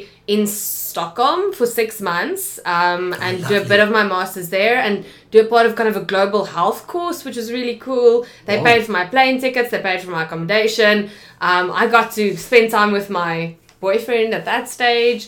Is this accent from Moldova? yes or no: no; Kempton Park, Gauteng, South Africa; moved away as an adult; also born or lived in Pretoria; now in Cape Town, South Africa; I grew up in Kempton Park. I went to university in Pretoria